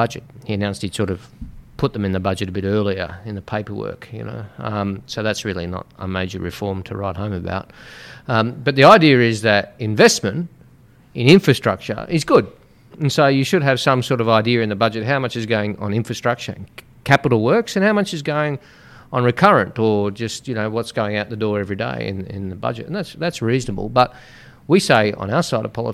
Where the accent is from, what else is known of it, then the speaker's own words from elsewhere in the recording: Sydney, New South Wales, Australia; I grew up in Western Sydney in a place called Smithfield. I still live there